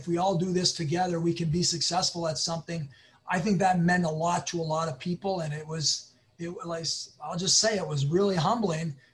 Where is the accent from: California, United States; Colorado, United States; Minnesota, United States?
Minnesota, United States; northern; I was from the northern Minnesota there.